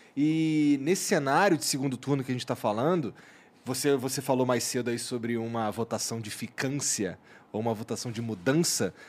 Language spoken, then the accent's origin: Portuguese; Rio de Janeiro, Brazil; moved away; eu sou carioca, eu tava no Rio